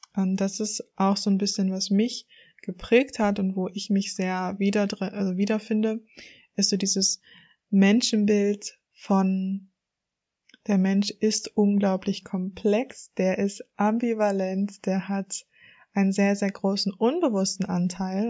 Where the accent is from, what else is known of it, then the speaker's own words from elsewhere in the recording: Germany; also born or lived in Hamburg; Ich komme aus der Nähe von Hamburg und lebe auch in Hamburg